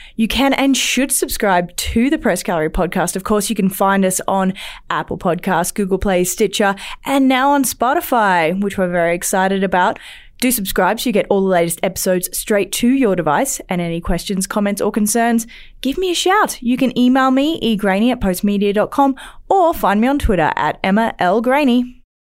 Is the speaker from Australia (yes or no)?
yes; Australia; accent: Australian; now in Alberta, Canada